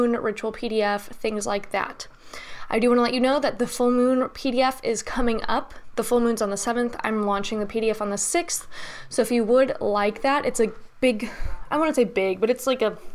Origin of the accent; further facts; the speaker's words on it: United States; I'm an American